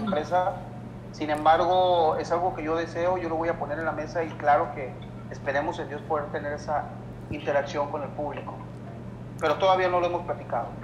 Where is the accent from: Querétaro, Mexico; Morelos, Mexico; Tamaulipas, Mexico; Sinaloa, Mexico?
Sinaloa, Mexico; Los Mochis; Yo soy un cantante nacido y criado en Los Mochis, Sinaloa